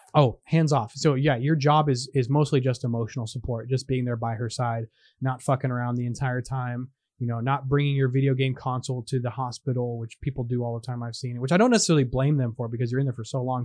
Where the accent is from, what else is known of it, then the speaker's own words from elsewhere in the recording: California, United States; moved away as an adult; twenty years ago when I was raised in California